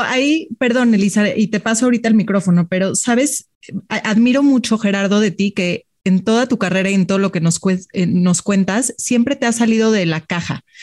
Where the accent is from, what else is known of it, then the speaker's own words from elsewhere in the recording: Mexico; como mexicanos